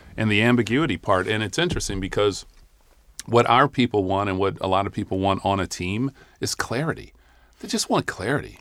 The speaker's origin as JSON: {"language": "English", "town": "Cleveland", "region": "Ohio", "country": "United States", "tie": "born or raised there", "moved": "yes", "said": "I grew up in Cleveland, Ohio"}